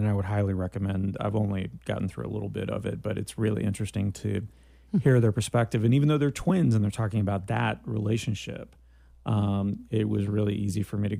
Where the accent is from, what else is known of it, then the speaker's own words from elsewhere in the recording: Canada; which is my other claim to fame, that I am Canadian, not mm-hmm. only Greek, but Canadian Greek.